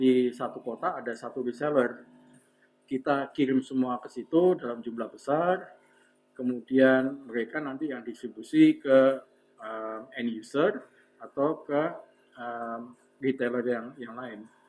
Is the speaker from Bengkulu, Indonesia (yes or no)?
no; Semarang, Central Java, Indonesia; saya orang Semarang